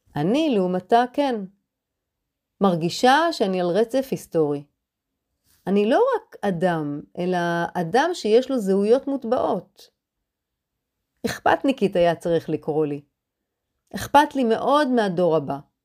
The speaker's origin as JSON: {"language": "Hebrew", "town": "Haifa", "region": "Haifa District", "country": "Israel", "said": "כששואלים אותי \"מאיפה אני?\", אני עונה בפשטות, \"מחיפה.\" בחצוניות, אני מחיפה"}